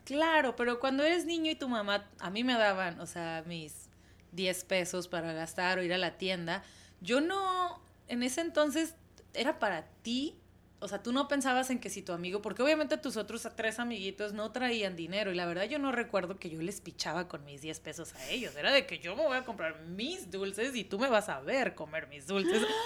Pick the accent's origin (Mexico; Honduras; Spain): Mexico; de México